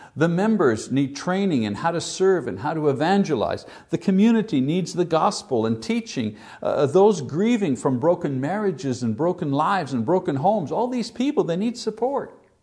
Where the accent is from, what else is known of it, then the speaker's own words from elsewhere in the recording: Montreal, Quebec, Canada; my hometown in Montreal